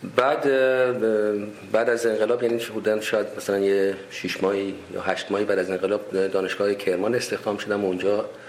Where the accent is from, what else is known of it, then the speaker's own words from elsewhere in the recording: Tehran, Tehran Province, Iran; moved away as an adult; also born or lived in Shiraz / United States / Kerman; من اهل تهران هستم تحصیلات ابتدایی و متوسطه